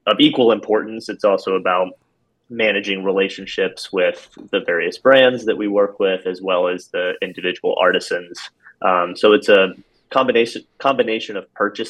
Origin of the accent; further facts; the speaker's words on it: Upland, Indiana, United States; moved away as an adult; also born or lived in Boston area, Massachusetts / Spain; I grew up in rural Indiana, about halfway between Fort Wayne and Indianapolis. For those Hoosiers out there, I'm from Upland.